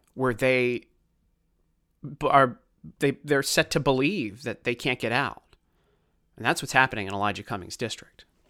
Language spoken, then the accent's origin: English; Baltimore, Maryland, United States; accent: Baltimore; I grew up in Baltimore